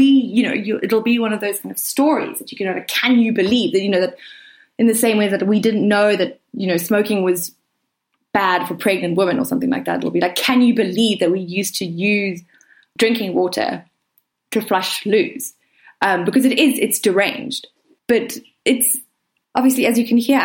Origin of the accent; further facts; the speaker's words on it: Durban, KwaZulu-Natal, South Africa; moved away as an adult; also born or lived in Cape Town; I grew up in Durban, which is a kind of like a subtropical city